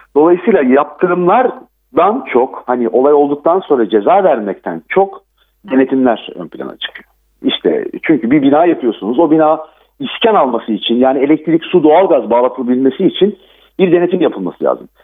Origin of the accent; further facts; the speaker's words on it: Gölcük, Kocaeli, Turkey; ben değirmen dereliyim, Gölcüklüyüm. Depremin merkezi benim memleketim.